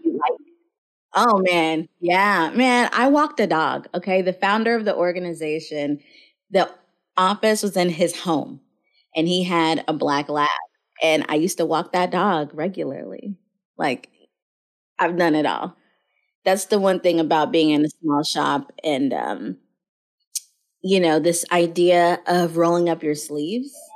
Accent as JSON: {"language": "English", "town": "Mobile", "region": "Alabama", "country": "United States", "tie": "born or raised there", "said": "I was born in Mobile, Alabama"}